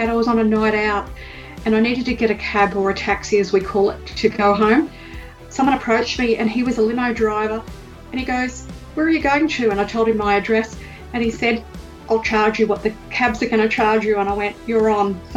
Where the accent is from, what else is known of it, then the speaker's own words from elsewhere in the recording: Melbourne, Victoria, Australia; I'm from Melbourne, Australia. I'm an Australian travel writer, author, and blogger. And … obviously.